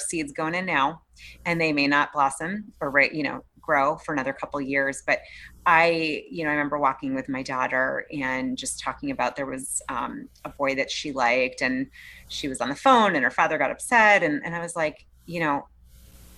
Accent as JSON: {"language": "English", "town": "Boston", "region": "Massachusetts", "country": "United States", "tie": "born or raised there", "said": "I grew up in the East Coast in Boston and outside of Boston"}